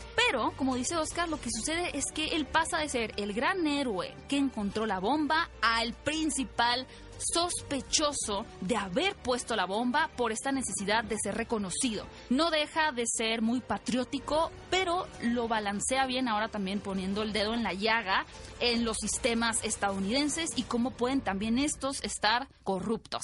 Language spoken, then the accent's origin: Spanish; Mexico; como cultura mexicana